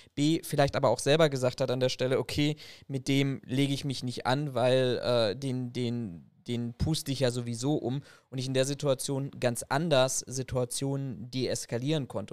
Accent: Germany; bei uns in Deutschland

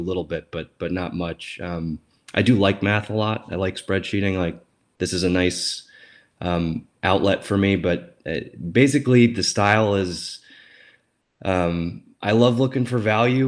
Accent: Western New York, United States; moved away as an adult; now in Washington, DC, United States; I'm from Western New York

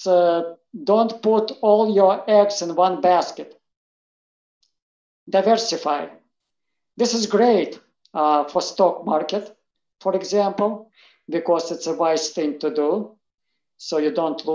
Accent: Russia; English is a second language; moved away; I was raised in Soviet Russia. I was raised as an atheist

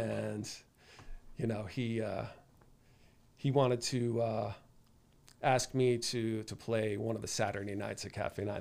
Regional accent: North Haven, Connecticut, United States; I grew up in North Haven

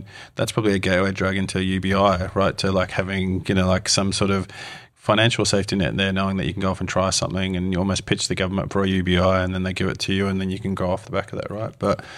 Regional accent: Australia; now in New Zealand; And it's for me, like as an Aussie, right, moving here to New Zealand

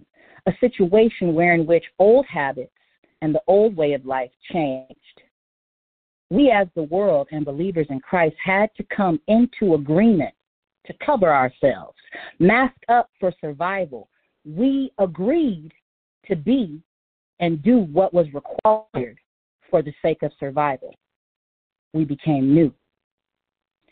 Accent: Anchorage, Alaska, United States; moved away; my hometown of Anchorage, Alaska

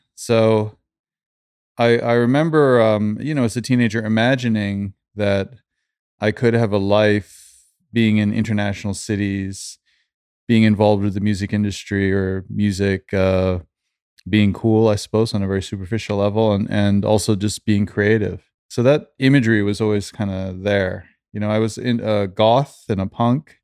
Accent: Canada; also born or lived in London / Stockholm / Sweden; now in Los Angeles, United States; I grew up in Canada

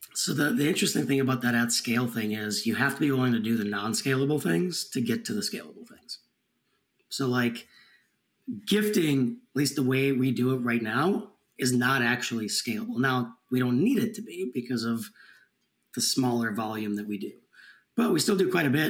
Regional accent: Minneapolis, Minnesota, United States; I grew up in the Minneapolis area

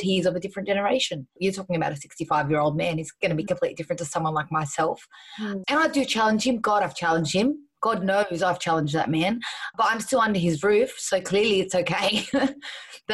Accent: Australia; I'm an Australian, but I'm a proud Arab girl as well

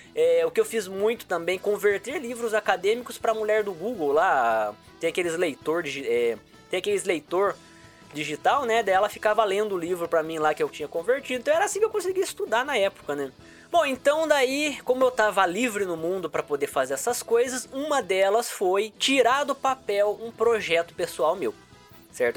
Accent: Itararé, interior of São Paulo, Brazil; eu vim do interior de São Paulo, uma cidade chamada Tararé, né? Morei numa vila de rua de terra, porque a família inteira sempre foi muito pobre, né? Então eu cresci lá

